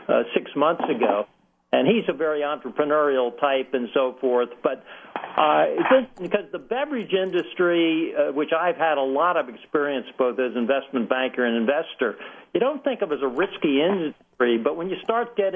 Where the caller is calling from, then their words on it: South Salem, New York, United States; Okay, well, I'm in my home office in South Salem, New York, and it's almost 1.30 here